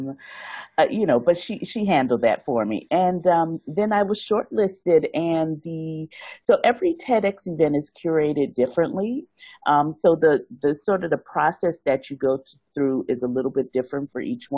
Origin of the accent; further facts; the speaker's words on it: New Orleans, Louisiana, United States; moved away as an adult; now in Hong Kong; I'm originally from New Orleans